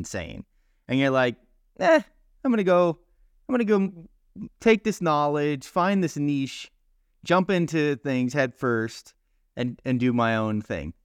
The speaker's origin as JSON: {"language": "English", "region": "South Florida", "country": "United States", "tie": "born or raised there", "said": "I grew up in South Florida as well"}